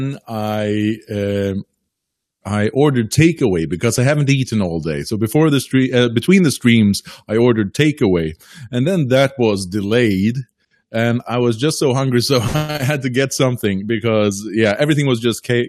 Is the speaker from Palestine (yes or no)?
no; Faroe Islands; now in Norway; I'm originally from the Faroe Islands. I live on mainland Scandinavia, but in Norway